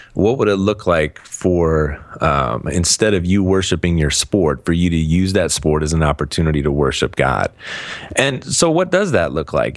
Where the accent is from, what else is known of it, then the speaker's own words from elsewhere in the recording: Cleveland, Ohio, United States; moved away; I'm, I'm from Cleveland originally